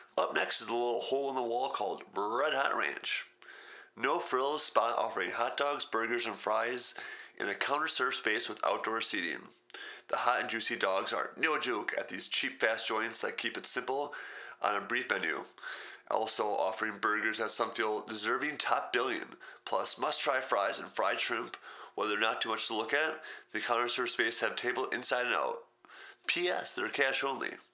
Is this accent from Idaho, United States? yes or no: no; Wisconsin, United States; I grew up in Wisconsin